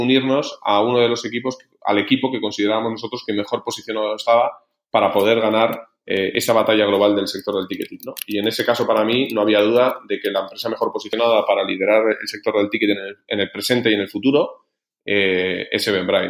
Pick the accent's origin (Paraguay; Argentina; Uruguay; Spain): Spain; Logroño, La Rioja; moved away as an adult; now in Madrid, Spain; soy de Logroño